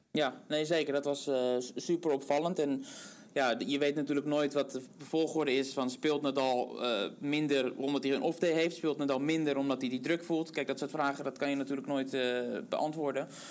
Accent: Netherlands; ons als Nederlanders

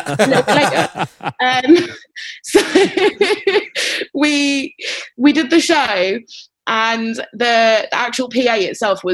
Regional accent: London, United Kingdom; I'm from North London

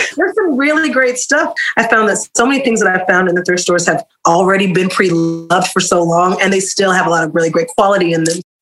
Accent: Oklahoma City, Oklahoma, United States; I'm from Oklahoma City, born and raised.

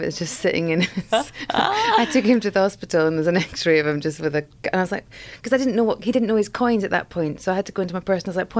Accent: Scotland, United Kingdom; I'm from Scotland.

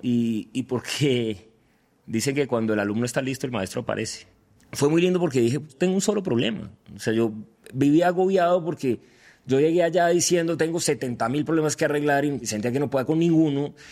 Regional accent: Cali, Valle del Cauca, Colombia; moved away as an adult; now in Medellín, Colombia; soy de Cali, vivo en Medellín, pero sí colombiano, digo que paisa por adopción. Soy caleño, pero vivo en Medellín hace hace 13 años

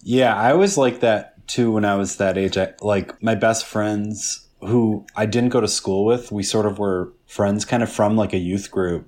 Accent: Midwest, United States; I grew up in the Midwest

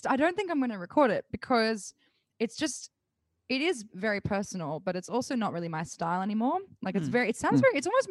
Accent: Bathurst, New South Wales, Australia; growing up in Bathurst

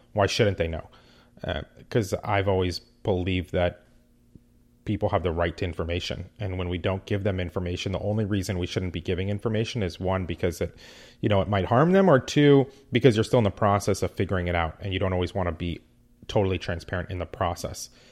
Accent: West Coast, United States; also born or lived in New York; I grew up on the West Coast

